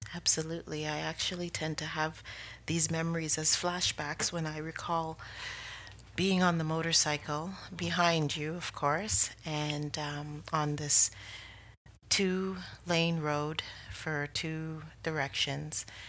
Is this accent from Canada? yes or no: yes; Canada; as a Canadian